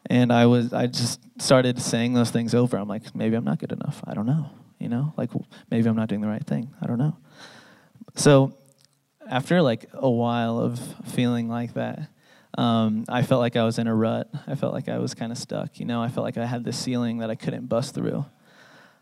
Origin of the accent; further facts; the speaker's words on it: San Diego, California, United States; now in Salt Lake City, United States; I grew up in San Diego